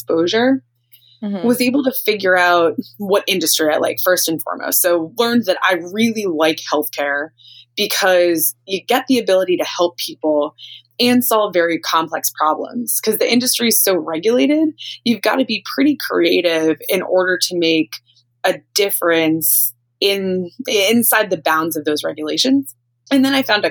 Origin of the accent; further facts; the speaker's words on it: just outside of Boston, Massachusetts, United States; I grew up just outside of Boston